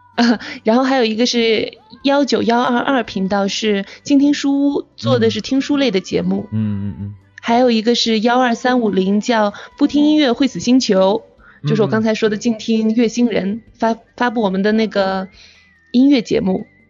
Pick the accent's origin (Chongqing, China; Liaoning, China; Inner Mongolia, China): Inner Mongolia, China; 我是内蒙古的